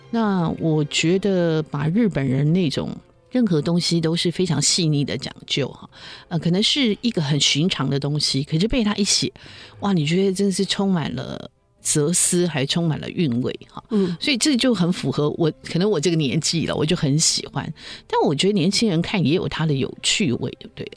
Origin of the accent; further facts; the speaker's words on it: Taiwan; 我们台湾人